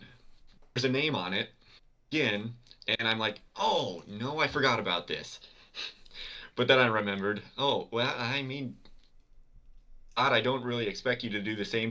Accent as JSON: {"language": "English", "region": "Minnesota", "country": "United States", "said": "we came from Minnesota, the United States"}